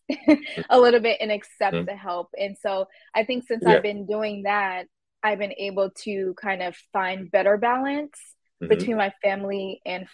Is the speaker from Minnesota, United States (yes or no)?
yes; Minnesota, United States; Minnesota, I really like it here. I really have no complaints. I've been born and raised here